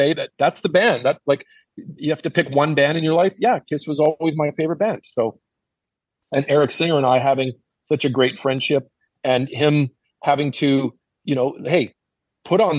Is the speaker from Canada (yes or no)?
yes; Winnipeg, Manitoba, Canada; moved away as an adult; now in Los Angeles, United States; my hometown, from Winnipeg